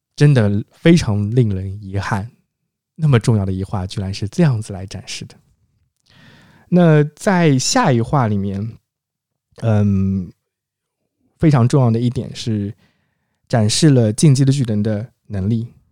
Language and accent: Chinese; China; 我很庆幸我们是中国人